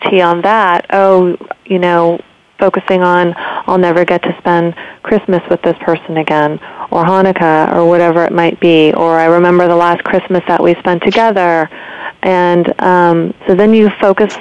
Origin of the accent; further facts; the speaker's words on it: San Francisco Bay Area, California, United States; moved away as an adult; now in Lenox, United States; born and raised in the San Francisco Bay Area, and just moved to the beautiful Berkshires of Western Massachusetts in 3 months ago